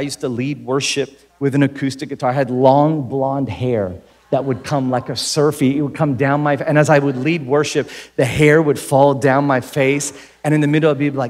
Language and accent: English; Philippines; I grew up in the Philippines. But here's one of the things that I learned about growing up in the Philippines.